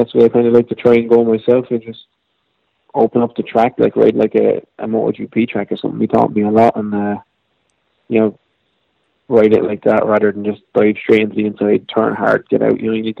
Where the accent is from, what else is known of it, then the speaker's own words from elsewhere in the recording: Ireland; But I suppose a lot of people in America, being Irish, is like every second person you talk to, their godfather's Irish